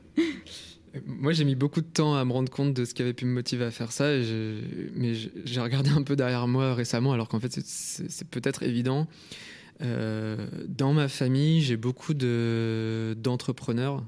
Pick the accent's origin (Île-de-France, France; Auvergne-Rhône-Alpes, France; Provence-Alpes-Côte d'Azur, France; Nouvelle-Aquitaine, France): Auvergne-Rhône-Alpes, France; Lyon; moved away as an adult; also born or lived in Paris; je viens de Lyon